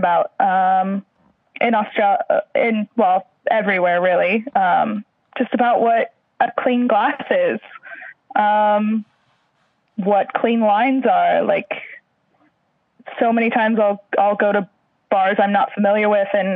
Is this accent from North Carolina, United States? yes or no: no; Missouri, United States; moved away as an adult; also born or lived in Houston / Louisiana; now in Cairns, Australia; I grew up in Missouri